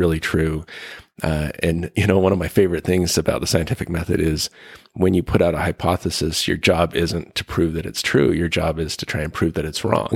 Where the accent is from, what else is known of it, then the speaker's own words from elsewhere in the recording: Ogden, Utah, United States; I was born in Utah, uh, northern Utah in Ogden